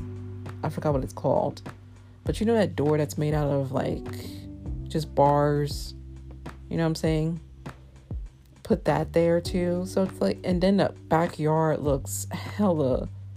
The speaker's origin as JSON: {"language": "English", "town": "New York City", "region": "New York", "country": "United States", "said": "I'm a New Yorker"}